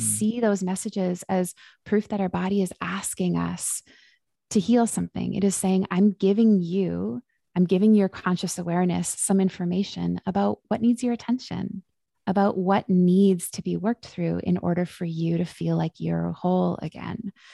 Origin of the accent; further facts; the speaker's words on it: Vancouver, British Columbia, Canada; now in Victoria, Canada; I am born and raised in Vancouver, B C, and just made a move to Victoria, B C